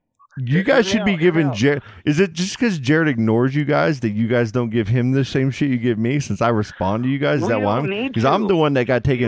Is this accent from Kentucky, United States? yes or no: yes; Louisville, Kentucky, United States; I grew up in Louisville, man.